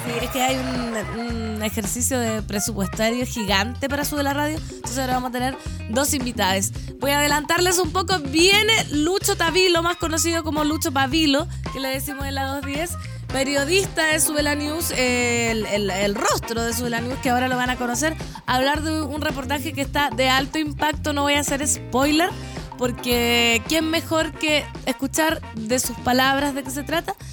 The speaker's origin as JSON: {"language": "Spanish", "town": "Putaendo", "region": "Valparaíso", "country": "Chile", "moved": "yes", "lives_now": "Santiago, Chile", "said": "mi pueblo no se me va del corazón"}